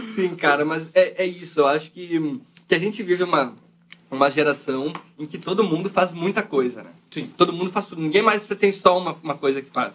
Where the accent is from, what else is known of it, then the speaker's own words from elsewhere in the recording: Brazil; A gente é brasileiro